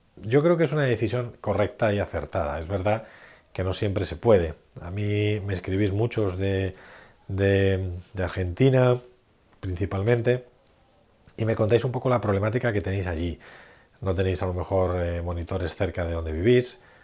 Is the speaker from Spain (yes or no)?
yes; Madrid, Community of Madrid, Spain; en Madrid, de donde soy